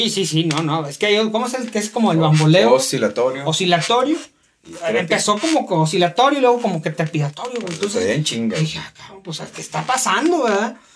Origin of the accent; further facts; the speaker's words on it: Saltillo, Coahuila, Mexico; Eh, aquí los de Saltillo, pues sabemos que traen ahí una onda como que están tronando